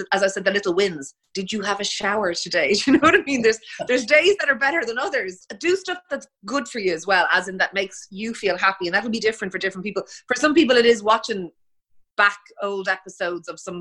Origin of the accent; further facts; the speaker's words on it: Ireland; being Irish